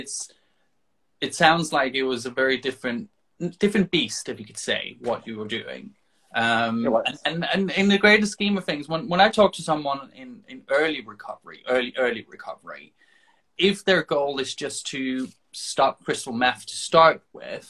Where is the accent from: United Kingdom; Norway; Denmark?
Denmark; moved away; I'm from Denmark originally.